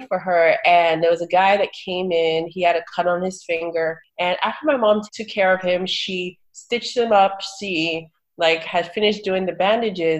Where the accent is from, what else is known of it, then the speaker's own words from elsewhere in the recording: Port Harcourt, Rivers State, Nigeria; also born or lived in Owerri, Imo State, Nigeria; now in United States; I grew up in Nigeria. I grew up in Port Harcourt, Nigeria, and I went to boarding school in Owerri, Imo State